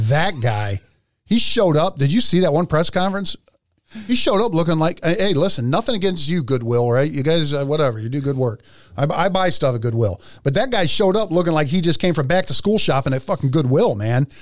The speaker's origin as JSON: {"language": "English", "town": "Philadelphia", "region": "Pennsylvania", "country": "United States", "tie": "born or raised there", "said": "I grew up in Philly"}